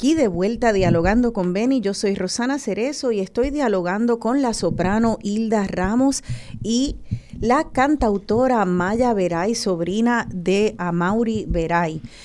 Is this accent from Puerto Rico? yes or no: yes; Puerto Rico; nosotras como puertorriqueñas y puertorriqueños